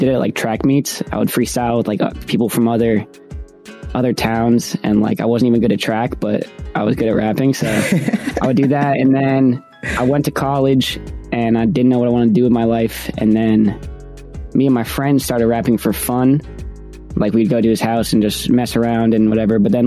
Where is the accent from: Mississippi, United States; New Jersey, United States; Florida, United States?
New Jersey, United States; I'm from New Jersey.